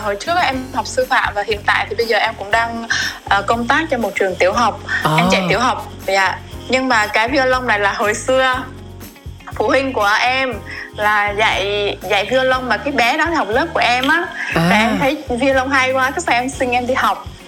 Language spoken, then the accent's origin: Vietnamese; Đắk Lắk, Vietnam; now in Ho Chi Minh City, Vietnam; em em sinh ra lớn lên ở đắk lắk